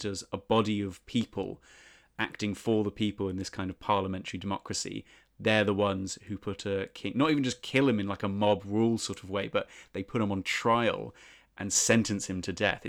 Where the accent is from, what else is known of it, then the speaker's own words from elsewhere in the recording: Winchester, South East England, United Kingdom; I'm from Winchester, for listeners.